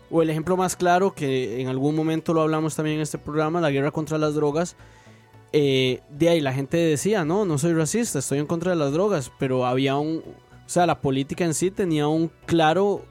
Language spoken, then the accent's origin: Spanish; Costa Rica; como simple costarricense